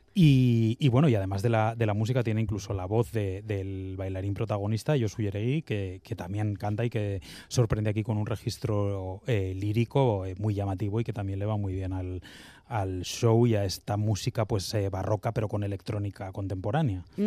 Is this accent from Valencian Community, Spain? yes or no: no; Bilbao, Basque Country, Spain; como bilbaíno